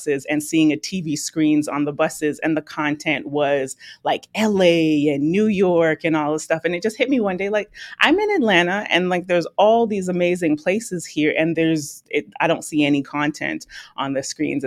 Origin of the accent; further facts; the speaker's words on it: Toronto, Ontario, Canada; I'm Canadian, dual citizenship, but I'm born in Toronto, Canada